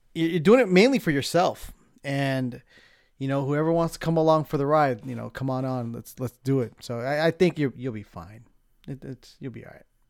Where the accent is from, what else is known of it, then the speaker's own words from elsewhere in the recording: San Diego, California, United States; moved away as an adult; also born or lived in Los Angeles; now in San Francisco, United States; I grew up in San Diego, so that was kinda, a lot of my childhood was San Diego